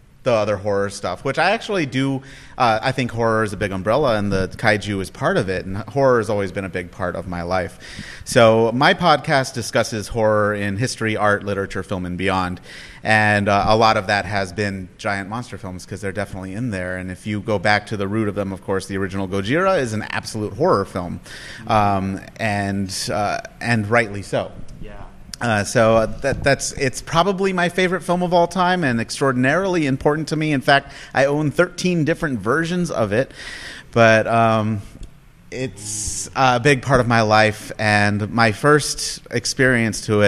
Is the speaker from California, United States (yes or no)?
yes; San Diego, California, United States; I'm from San Diego, and I do lots of film screenings